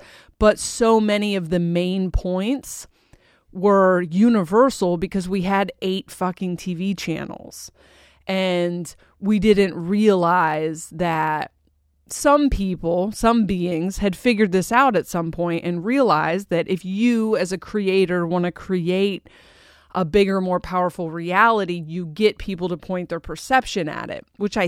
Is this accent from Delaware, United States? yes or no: yes; Delaware, United States; also born or lived in Portland; I spent most of my life hating that I was like this because I grew up in Portland and Delaware